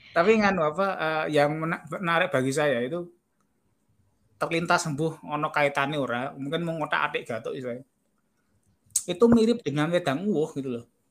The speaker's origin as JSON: {"language": "Indonesian", "town": "Yogyakarta", "region": "Special Region of Yogyakarta", "country": "Indonesia", "said": "saya dari Jogja"}